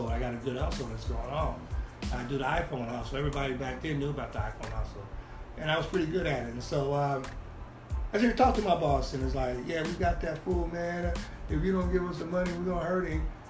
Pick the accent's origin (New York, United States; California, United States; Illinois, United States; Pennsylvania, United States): California, United States; Bakersfield; I'm from Bakersfield